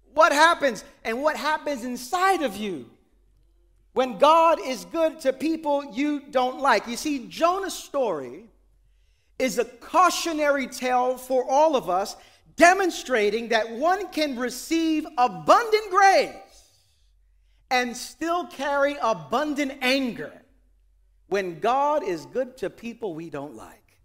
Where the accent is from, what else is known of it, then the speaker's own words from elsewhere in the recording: New York City, New York, United States; I pride myself as a New Yorker